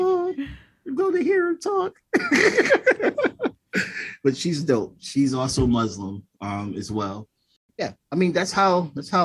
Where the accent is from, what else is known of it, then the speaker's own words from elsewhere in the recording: Bridgeport, Connecticut, United States; I was part of the MEO program that was in Bridgeport, Connecticut, my hometown